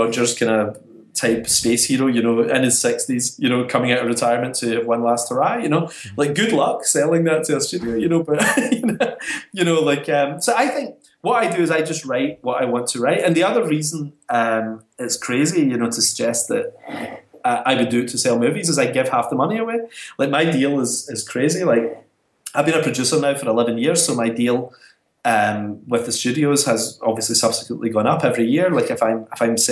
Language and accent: English; Scotland, United Kingdom; being Scottish